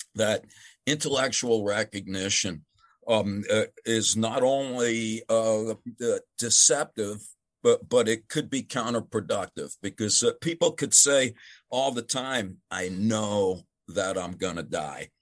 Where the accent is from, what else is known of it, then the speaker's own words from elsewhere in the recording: United States; as an American